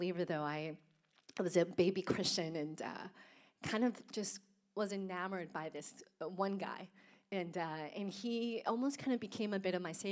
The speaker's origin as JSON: {"language": "English", "country": "Colombia", "tie": "born or raised there", "also_born_or_lived": "Houston", "moved": "yes", "lives_now": "United States", "said": "I was born in Colombia, so a little bit south of Germany, and grew up in a Catholic home"}